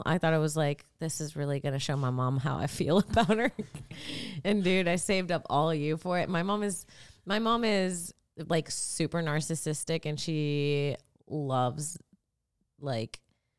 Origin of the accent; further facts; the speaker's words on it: Florida, United States; growing up in Florida